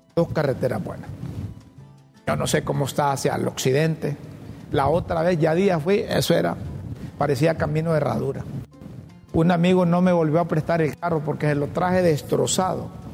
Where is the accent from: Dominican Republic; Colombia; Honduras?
Honduras; Honduras, en nuestro país